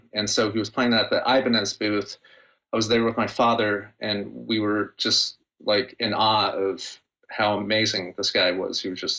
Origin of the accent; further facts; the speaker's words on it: Seal Beach, California, United States; now in Long Beach, United States; I grew up in Seal Beach. It's a very small, quaint town. You don't need a car to get around. And then I moved to Long Beach once I met my wife. But yeah, Seal Beach is my stomping grounds.